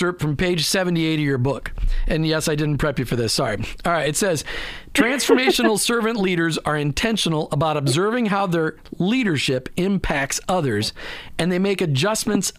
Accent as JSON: {"language": "English", "town": "Burnsville", "region": "Minnesota", "country": "United States", "tie": "born or raised there", "said": "I grew up in Burnsville, Minnesota."}